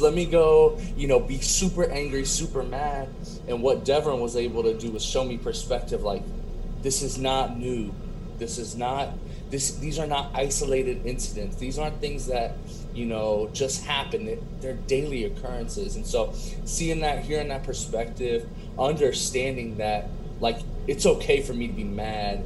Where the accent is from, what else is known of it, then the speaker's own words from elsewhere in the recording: Cincinnati area, Northern Kentucky, United States; I'm from Northern Kentucky, Cincinnati area.